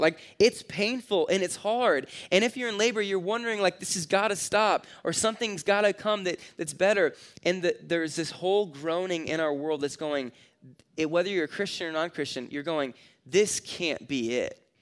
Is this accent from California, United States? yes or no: yes; California, United States; now in Nebraska, United States; I grew up in California where you can't, like, personally light off fireworks. So when I moved to Nebraska